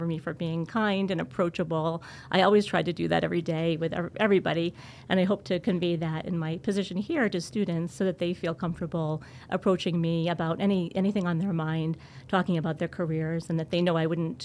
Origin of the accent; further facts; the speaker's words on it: Providence, Rhode Island, United States; moved away as an adult; I grew up in City Providence, Rhode Island. I spent most of my childhood there